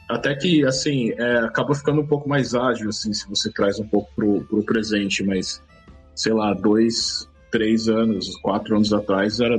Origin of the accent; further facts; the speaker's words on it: São Paulo, Brazil; De São Paulo. São Paulo mesmo? São Paulo.